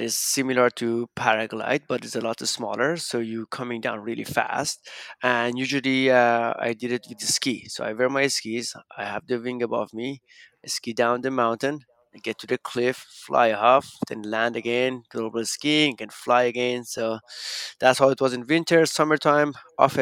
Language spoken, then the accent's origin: English; Iran; moved away as an adult; also born or lived in Canada; I grew up in Iran until I was 19 when I moved to Canada